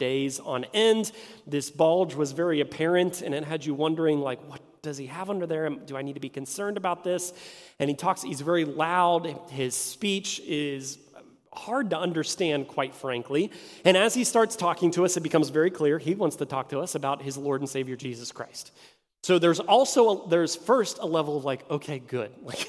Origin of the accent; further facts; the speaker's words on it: Martins Ferry, Ohio, United States; now in Indianapolis, United States; I grew up in eastern Ohio in a small town called Martins Ferry.